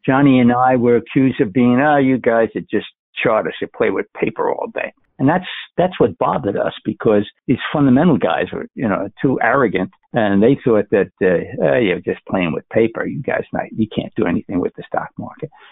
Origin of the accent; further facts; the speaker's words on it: New York City, New York, United States; moved away as an adult; now in Minnesota, United States; I'm from the Bronx.